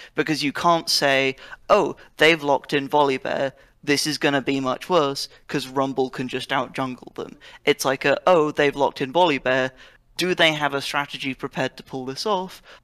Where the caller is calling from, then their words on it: Oxford, South East England, United Kingdom; I'm calling from, uh, Oxford, United Kingdom